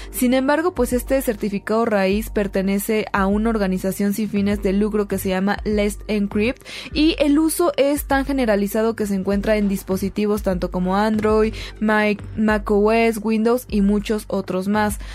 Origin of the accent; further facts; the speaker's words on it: Mexico; nosotros como mexicanos